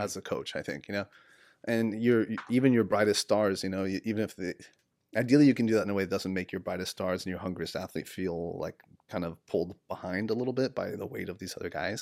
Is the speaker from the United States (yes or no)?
yes; San Diego, California, United States; moved away as an adult; now in Sacramento, United States; I kind of, um, really grew up in, like, California, Southern California, San Diego immigrant culture.